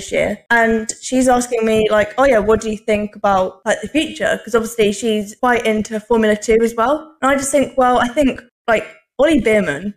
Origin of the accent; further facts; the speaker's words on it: United Kingdom; I'm British